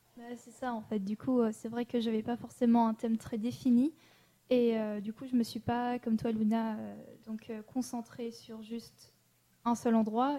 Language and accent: French; Annecy, Auvergne-Rhône-Alpes, France; je suis née à Annecy